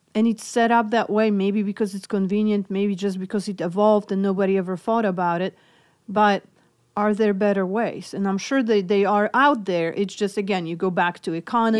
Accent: Poland; English is a second language; moved away; I'm originally from Poland, so hence my accent

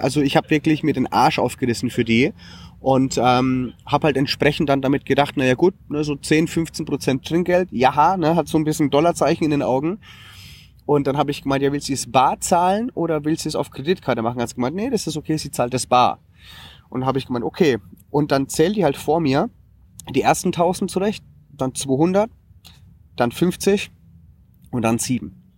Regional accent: Germany; also born or lived in Western Australia; als Deutscher

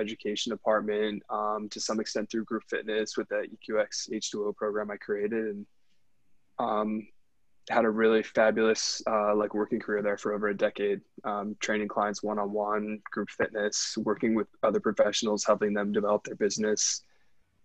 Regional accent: Pennsylvania, United States; moved away; my hometown of Pennsylvania

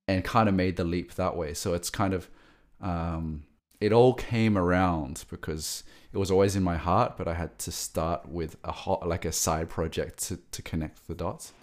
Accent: Sydney, New South Wales, Australia; moved away; I grew up in Sydney

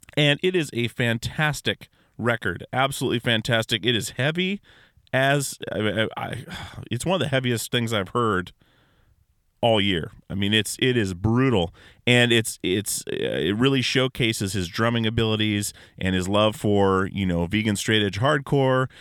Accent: Alaska, United States; growing up in Alaska

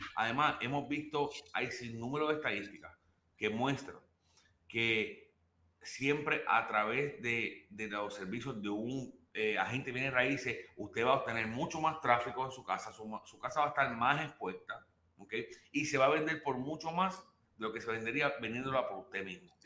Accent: Puerto Rico; moved away; yo soy puertorriqueño, en mi, país

